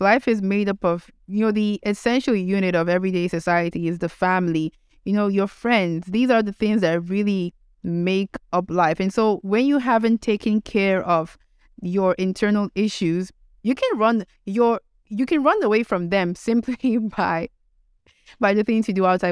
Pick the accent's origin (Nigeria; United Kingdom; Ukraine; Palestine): Nigeria; being Nigerian